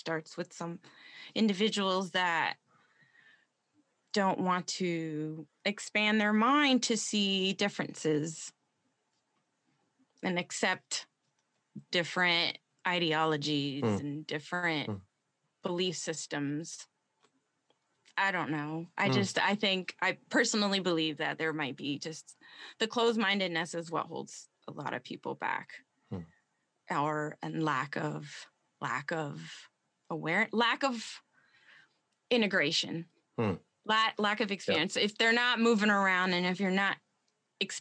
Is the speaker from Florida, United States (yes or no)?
yes; Central Florida, United States; I just grew up in Florida, Central Florida